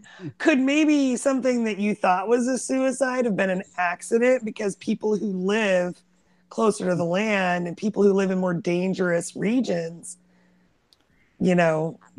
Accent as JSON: {"language": "English", "region": "Oregon", "country": "United States", "tie": "born or raised there", "said": "growing up in Oregon"}